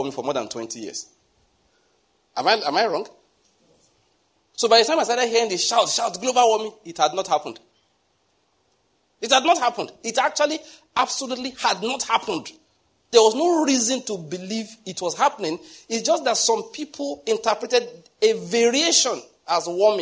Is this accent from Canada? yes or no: no; Enugu, Enugu State, Nigeria; moved away; I came from Enugu.